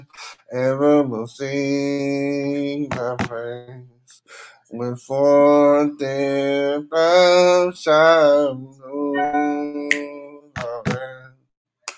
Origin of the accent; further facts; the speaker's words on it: Port Arthur, Texas, United States; I'm from Port Arthur, Texas, right? I'm from Texas